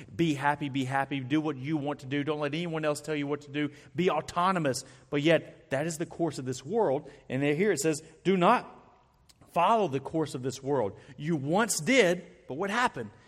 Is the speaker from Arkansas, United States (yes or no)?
yes; Arkansas, United States; I'm from Arkansas. We have purple trees all around our woods.